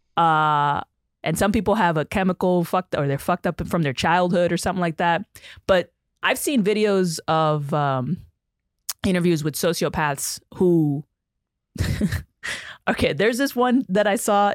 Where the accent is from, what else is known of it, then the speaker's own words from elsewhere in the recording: New York City, New York, United States; I grew up in the Bronx